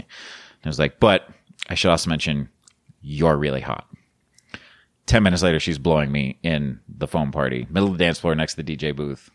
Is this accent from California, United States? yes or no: no; Colorado, United States; now in Florida, United States; I'm from Colorado. I'm living in Florida